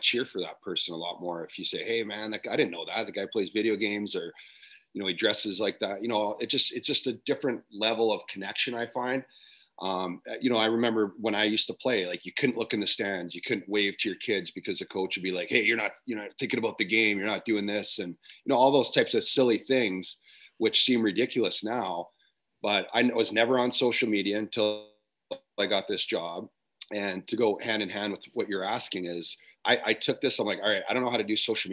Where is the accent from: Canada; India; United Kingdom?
Canada; I'm from Canada